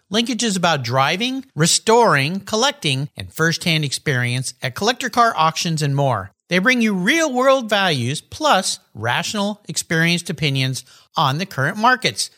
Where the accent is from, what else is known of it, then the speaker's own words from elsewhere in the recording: La Jolla, California, United States; La Jolla Concours, my hometown concours